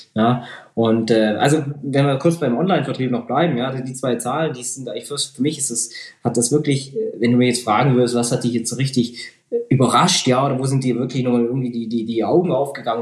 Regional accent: Lake Constance, Germany; now in Ulm, Germany; in meine Heimat am Bodensee

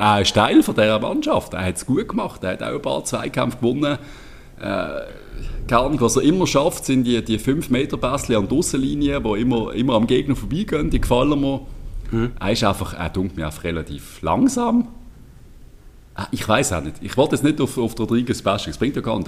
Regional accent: Switzerland; Unser Pragmatismus ein bisschen in der Schweiz

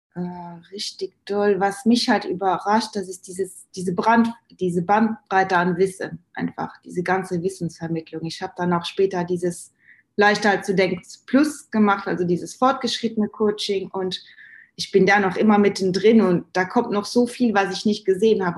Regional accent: Luxembourg; moved away as an adult; now in Germany; ich bin Luxemburgerin ursprünglich

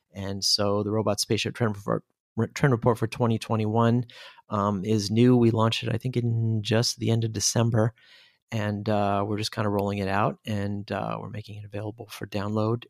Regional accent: Seattle, Washington, United States; moved away as an adult; now in Germany; I'm originally from Seattle, Washington, USA

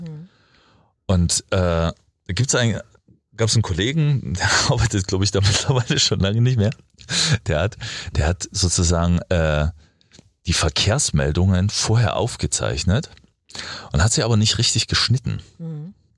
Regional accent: Freiberg, Saxony, Germany; ich bin in Freiberg groß geworden

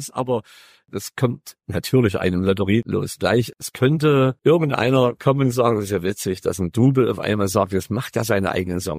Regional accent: Freiberg, Saxony, Germany; ich bin neben der Kirche aufgewachsen in Freiberg

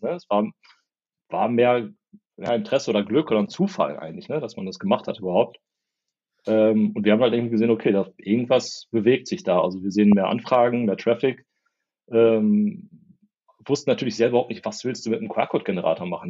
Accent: Porta Westfalica, North Rhine-Westphalia, Germany; also born or lived in Minden; aufgewachsen in Porta Westfalica, das kennt man aus den Staumeldungen, ist A2 immer ganz gut. Zwischen Hannover und Bielefeld.

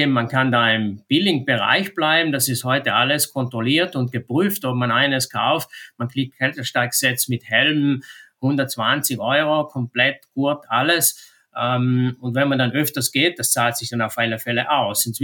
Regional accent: Trentino-Alto Adige, Italy; bei uns in Südtirol ist ganz interessant, hat sich das Geschehen da sehr, sehr verschoben die letzten Jahre.

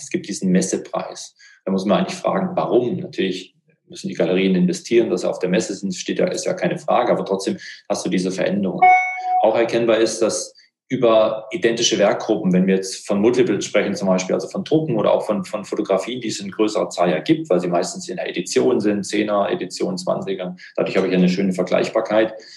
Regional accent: Baden-Württemberg, Germany; Ich bin da als Schwabe

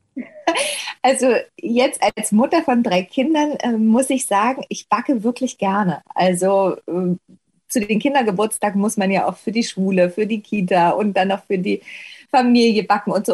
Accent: Ore Mountains, Saxony, Germany; moved away; ich drehe einfach gerne meine Heimat, weil ich sowieso gerne da bin. Auch ähm, wenn ich eben nicht arbeite, fahre ich ja regelmäßig und sehr häufig äh, eben ins Erzgebirge.

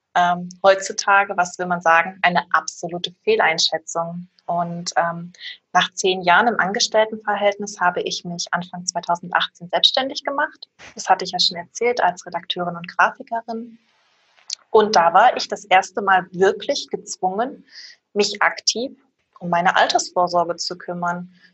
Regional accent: Erfurt, Thuringia, Germany; moved away as an adult; now in Stuttgart, Germany; Ursprünglich komme ich aus Erfurt, bin äh, damals der Liebe wegen hergezogen

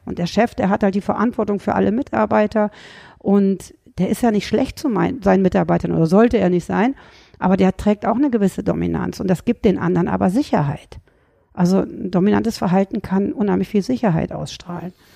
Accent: Rhineland, Germany; Ich komme aus dem Rheinland, wie man jetzt auch wieder hört

